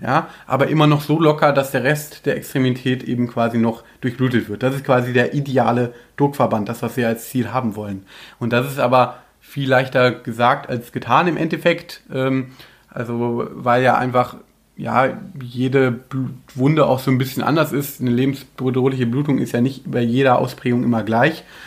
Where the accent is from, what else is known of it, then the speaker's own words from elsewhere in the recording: Germany; bei uns in Deutschland